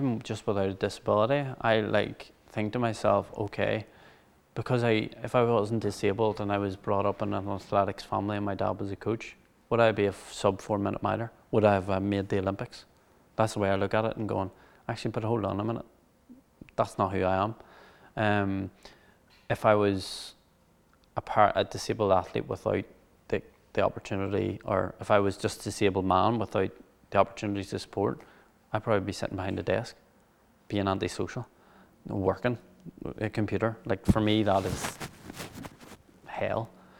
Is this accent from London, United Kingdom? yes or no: no; Cushendall, Northern Ireland, United Kingdom; For me, obviously, the first 4 or 5 years of my life, I was brought up in Cushendall.